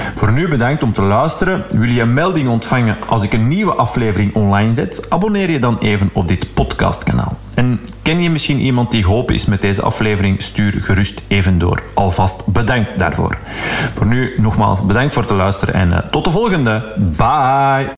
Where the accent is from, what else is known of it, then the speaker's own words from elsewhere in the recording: Flanders, Belgium; zo zijn we dan als Vlaming